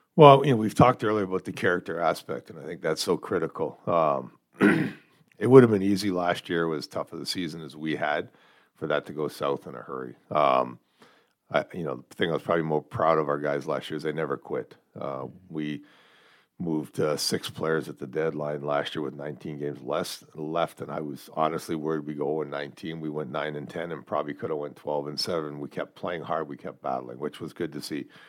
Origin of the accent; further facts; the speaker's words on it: Sault Ste. Marie, Ontario, Canada; the junior team in my hometown.